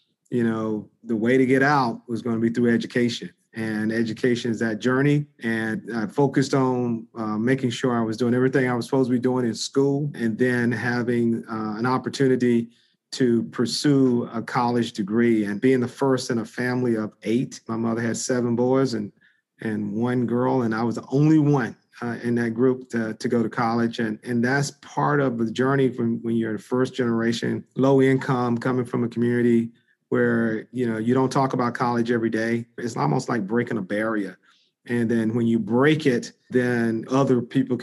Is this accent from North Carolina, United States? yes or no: yes; Greenville, North Carolina, United States; now in Washington, D.C., United States; it started in a small town in eastern North Carolina, called Greenville, North Carolina.